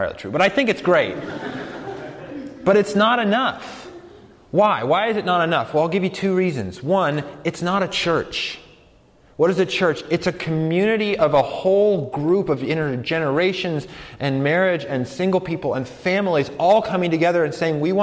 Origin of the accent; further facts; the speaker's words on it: Colorado, United States; I'm from Colorado